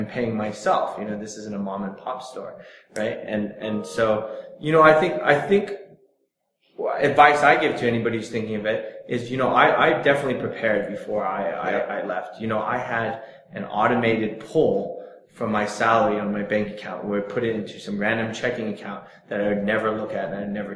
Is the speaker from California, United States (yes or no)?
yes; Silicon Valley, California, United States; moved away; I'm from Silicon Valley